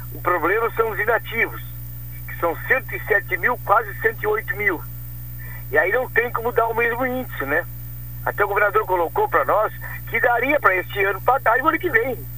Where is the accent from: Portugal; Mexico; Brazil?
Brazil; Canguçu, Rio Grande do Sul; da minha terra, da minha Canguçu